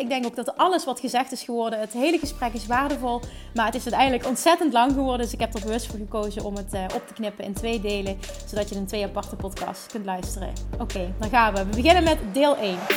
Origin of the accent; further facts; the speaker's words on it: Central Limburg, Netherlands; We komen allebei uit Midden-Limburg